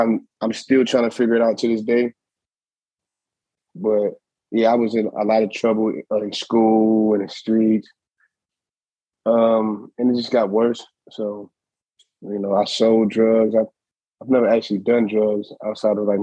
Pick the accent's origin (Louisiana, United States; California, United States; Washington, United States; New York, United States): New York, United States; New York City; moved away as an adult; now in Ohio, United States; I'm from Brooklyn